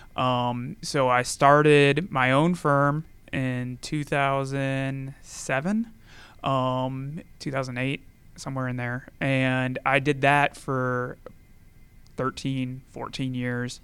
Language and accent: English; Gainesville, Georgia, United States; also born or lived in Tennessee; I grew up in Gainesville, Georgia, just down the road